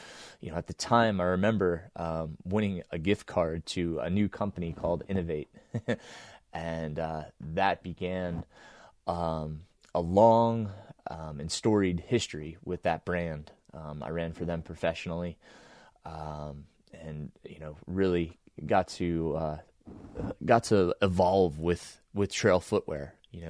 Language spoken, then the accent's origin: English; Middletown, New York, United States; I grew up in the Shawangunk Mountains in kind of southeastern New York, if you will, about an hour and a half northwest of Manhattan.